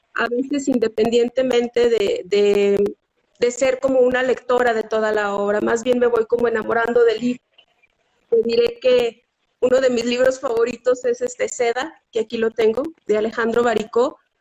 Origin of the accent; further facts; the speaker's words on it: Zacatecas, Mexico; yo soy de Zacatecas